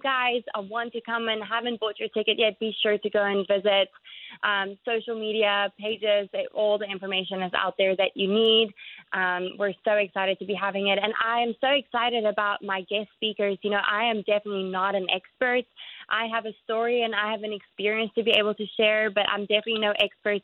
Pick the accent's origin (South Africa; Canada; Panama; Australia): South Africa; moved away as an adult; now in Jacksonville, United States; my home country, South Africa